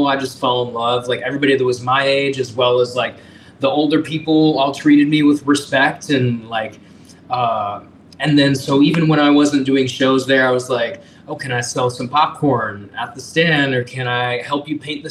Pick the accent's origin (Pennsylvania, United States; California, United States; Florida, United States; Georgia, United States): Georgia, United States; Marietta; also born or lived in Washington State / Roswell, Georgia / Alpharetta, Georgia; I'm from Georgia. I was born in Marietta and I grew up in the surrounding suburbs, like Roswell, Alpharetta, all